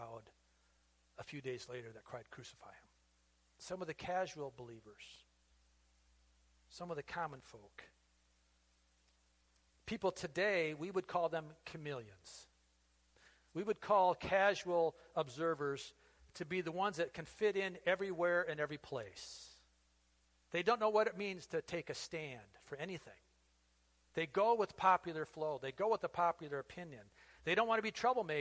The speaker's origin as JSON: {"language": "English", "country": "United States", "said": "being an American, a patriotic American"}